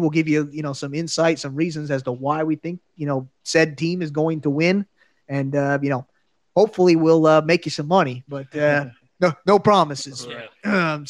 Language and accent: English; Cleveland, Ohio, United States; I got my hometown Cleveland Indians